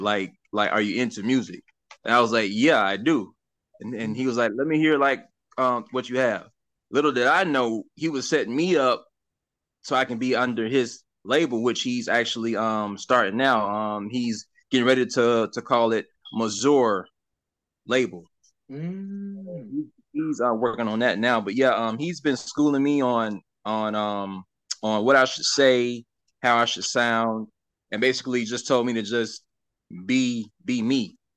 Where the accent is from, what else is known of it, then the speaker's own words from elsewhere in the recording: Sumter County, South Carolina, United States; also born or lived in Darlington, South Carolina / Lake City, South Carolina / Lynchburg, South Carolina / Mount Pleasant, South Carolina; now in Florida, United States; I grew up in Sumter County.